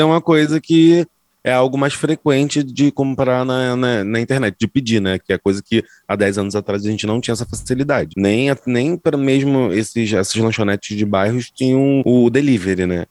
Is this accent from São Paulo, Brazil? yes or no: no; Zona Norte, Rio de Janeiro, Brazil